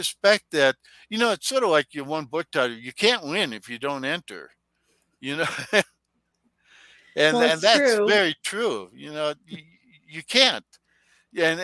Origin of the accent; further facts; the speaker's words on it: Taos and Santa Fe, New Mexico, United States; my home town, Taos and Santa Fe